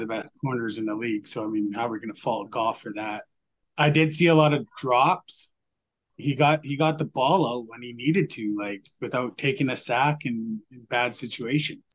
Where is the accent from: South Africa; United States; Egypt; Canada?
Canada; I'm Canadian, I say things different